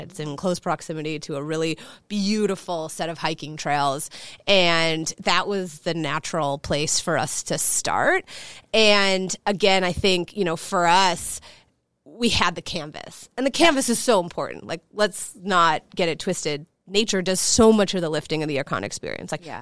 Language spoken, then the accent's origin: English; Chicago, Illinois, United States; I grew up in Chicago, as I mentioned, born and raised.